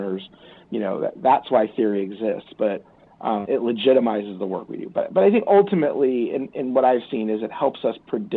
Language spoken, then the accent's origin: English; East Coast, United States; now in Santa Barbara, United States; I grew up on the East Coast